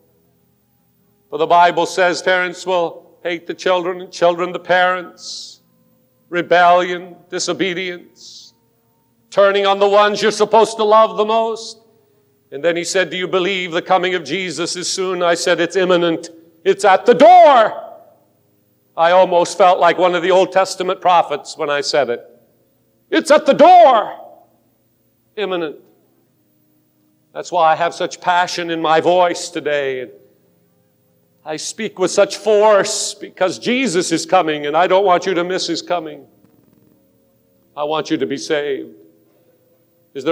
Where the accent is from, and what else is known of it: United States